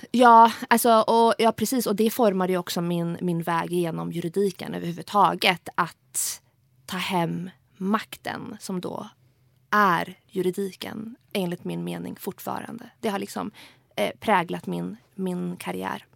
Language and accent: Swedish; Sweden; jag kom till Sverige som flyktingbarn och växte upp i ett socioekonomiskt väldigt utsatt